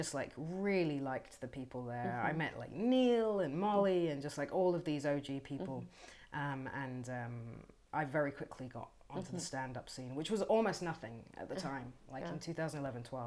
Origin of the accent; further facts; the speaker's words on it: Bushey Heath, East of England, United Kingdom; moved away as an adult; also born or lived in London; now in Berlin, Germany; I'm from England. I'm from a little village called Bushey Heath, which is just outside of London, just outside of northwest London in England.